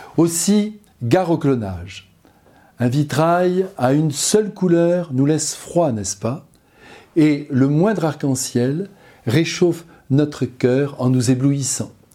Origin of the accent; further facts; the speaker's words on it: France; Nous, chez nous, en France